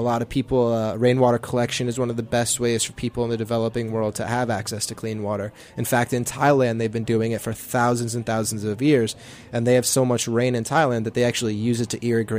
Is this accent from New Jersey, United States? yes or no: yes; New Jersey, United States; I'm from New Jersey.